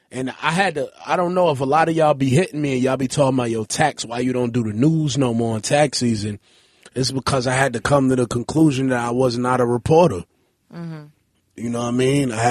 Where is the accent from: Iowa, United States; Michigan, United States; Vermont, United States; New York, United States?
New York, United States; I'm from Alabama Avenue between New Lots and Hegeman. Um, it was nothing but lots on my block and about eight houses.